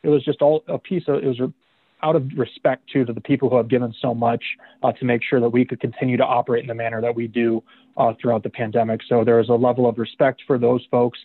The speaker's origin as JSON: {"language": "English", "town": "Omaha", "region": "Nebraska", "country": "United States", "tie": "born or raised there", "also_born_or_lived": "Ames, Iowa / Central Iowa", "moved": "yes", "lives_now": "Council Bluffs, United States", "said": "I'm born and raised in Omaha, so I have ties to this area."}